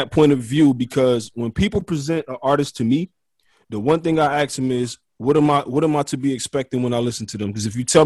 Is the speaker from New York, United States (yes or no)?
no; Detroit, Michigan, United States; I'm from Detroit, I'm born and raised